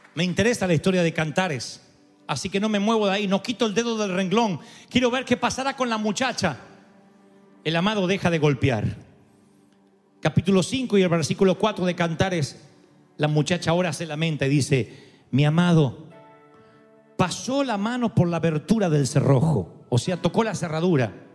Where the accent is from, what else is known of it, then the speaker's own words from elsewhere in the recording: Argentina; ya no soy argentino